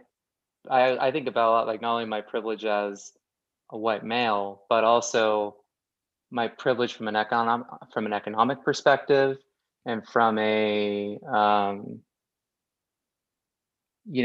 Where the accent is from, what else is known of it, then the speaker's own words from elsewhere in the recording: Oak Park, California, United States; I grew up in the outskirts of Los Angeles, a town called Oak Park.